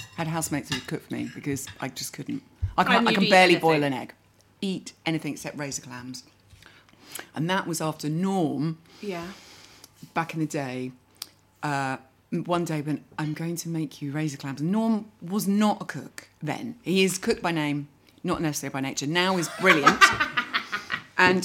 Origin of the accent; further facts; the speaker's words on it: Heston, London, United Kingdom; I grew up in Heston